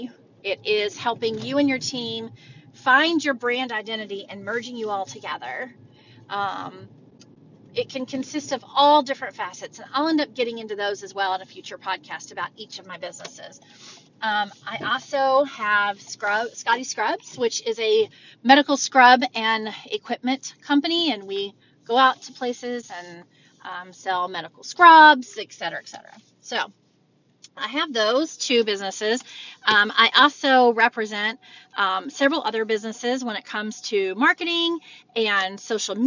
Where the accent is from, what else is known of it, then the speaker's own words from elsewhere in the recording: Texas, United States; moved away as an adult; also born or lived in Oklahoma; now in Ohio, United States; My husband and I was born in Texas and raised there